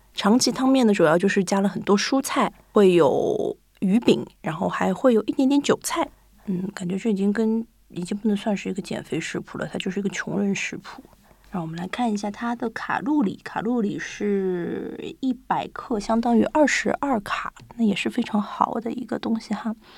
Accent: Shanghai, China; moved away as an adult; now in Japan; 我家是上海的嘛

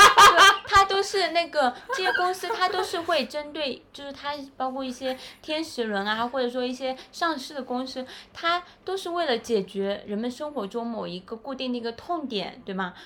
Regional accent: China; now in Shanghai, China; 我们中国人

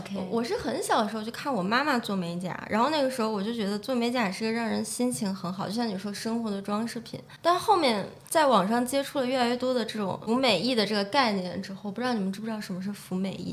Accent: Xi'an, Shaanxi, China; moved away as an adult; also born or lived in Brighton, United Kingdom; now in London, United Kingdom; 我从西安过来嘛，我觉得西安是一个四季很分明的地方

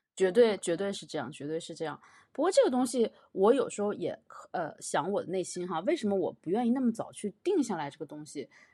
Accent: China; moved away as an adult; now in Montreal, Canada; 我是来自中国的一个比较小的城市

